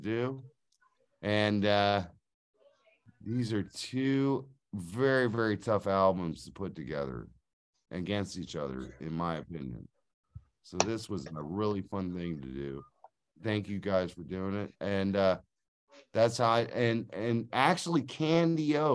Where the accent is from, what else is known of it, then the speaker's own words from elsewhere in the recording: Cleveland, Ohio, United States; I'm from the Cleveland area